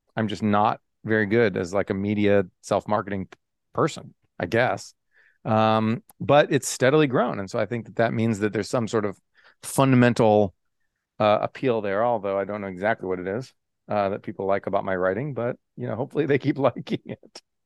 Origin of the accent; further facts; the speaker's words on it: Texas, United States; moved away as an adult; also born or lived in Oklahoma / California / Japan / Michigan; I was born in Oklahoma. Uh, lived there six weeks. Can't remember a bit of it, obviously. And then um, and then went to Texas, where I grew up.